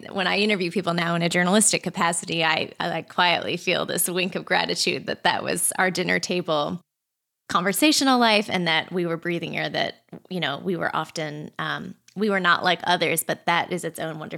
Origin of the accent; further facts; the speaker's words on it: Hong Kong; also born or lived in Boston / Australia; I was born in Boston, but shortly thereafter, as a young child, moved with my family to Hong Kong and lived there for quite a few years, and then Australia.